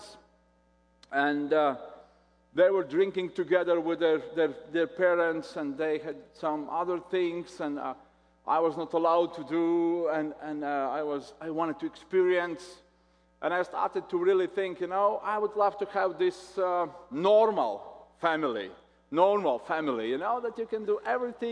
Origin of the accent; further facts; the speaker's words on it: Latvia; English is a second language; I'm from Latvia